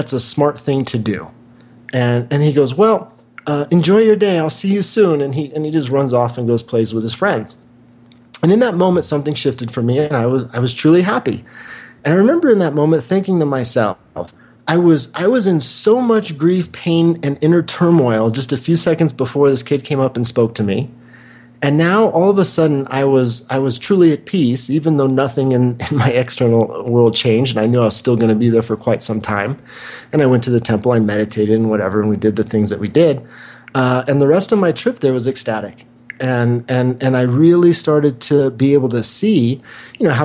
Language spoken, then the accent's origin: English; Wichita, Kansas, United States; moved away; also born or lived in Santa Monica, California; where I grew up in Wichita, Kansas